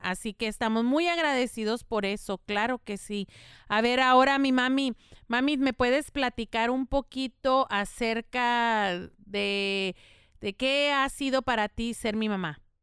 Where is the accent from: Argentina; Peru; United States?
United States; El Paso, Texas; first language Spanish; yo soy nativa del paso